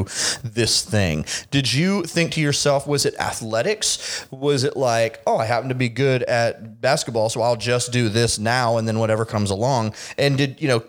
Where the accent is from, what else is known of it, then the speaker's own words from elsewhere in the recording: Tampa, Florida, United States; now in Seattle, United States; I'm a Tampa native, and I'm always used to being like, yeah, I'm from Florida.